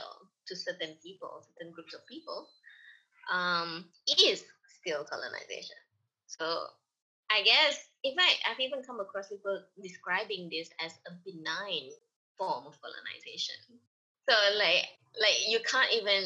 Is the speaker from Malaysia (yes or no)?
yes; Malaysia